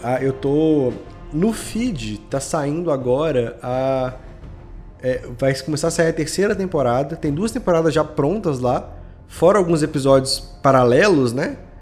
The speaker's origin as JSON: {"language": "Portuguese", "town": "Belo Horizonte", "region": "Minas Gerais", "country": "Brazil", "said": "eu sou de Belo Horizonte"}